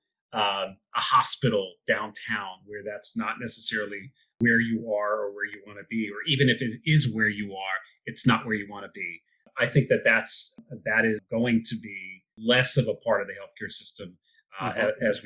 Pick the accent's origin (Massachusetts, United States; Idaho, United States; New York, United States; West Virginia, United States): New York, United States; New York City; also born or lived in Israel; I grew up in Israel the first almost nine years of my life. I grew up on a kibbutz, a commune in Israel. Mm-hmm. And then when I was nine, I moved to New York City